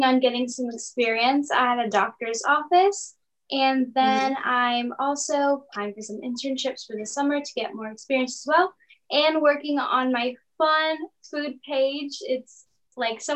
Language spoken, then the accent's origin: English; Central Florida, United States; I'm from Central Florida as well.